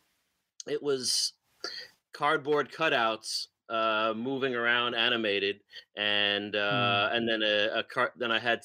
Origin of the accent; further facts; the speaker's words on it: New Jersey, United States; also born or lived in Connecticut / Albany, New York; I live my whole life pretty much in New Jersey. I mean, I was born in Connecticut